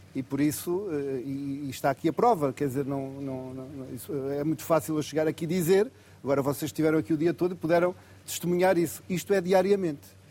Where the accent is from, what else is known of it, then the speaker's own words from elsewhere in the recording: Viana do Castelo, Norte, Portugal; moved away as an adult; also born or lived in Porto; now in Vila Real de Santo António, Portugal; eu sou de Viana do Castelo, naturalmente fui para a faculdade que ficava mais perto de casa